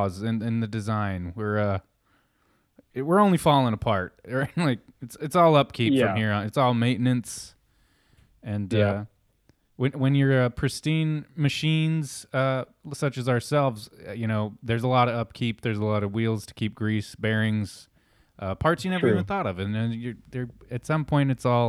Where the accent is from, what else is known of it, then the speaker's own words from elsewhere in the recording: Pittsburgh, Pennsylvania, United States; moved away; growing up in Pittsburgh